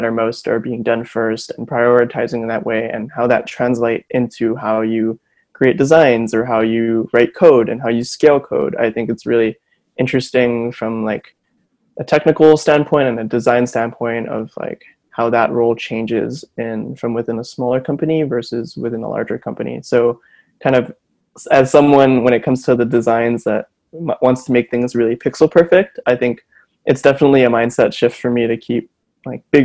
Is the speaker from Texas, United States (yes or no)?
no; Honolulu, Hawaii, United States; moved away as an adult; now in Berkeley, United States; I'm from Honolulu, Hawaii. I was born and raised there, went to school there, did high school there, and I'm now out here in Berkeley